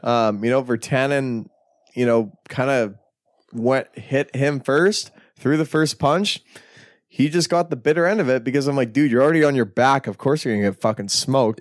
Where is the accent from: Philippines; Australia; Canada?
Canada; We're Canadian.